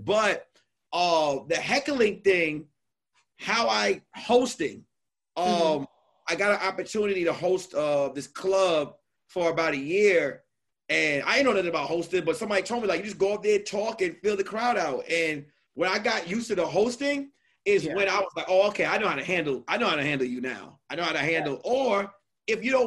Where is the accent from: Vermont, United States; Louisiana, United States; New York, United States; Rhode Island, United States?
New York, United States; I'm from New York